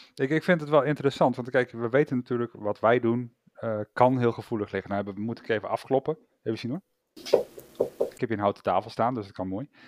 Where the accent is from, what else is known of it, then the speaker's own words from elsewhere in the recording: Netherlands; zijn we Nederlanders.